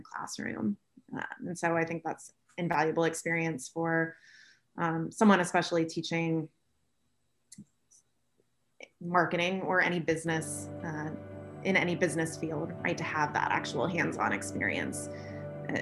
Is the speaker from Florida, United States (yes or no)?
yes; Florida, United States; moved away as an adult; also born or lived in Auburn, Alabama; from what I thought was a fairly culturally diverse city in Florida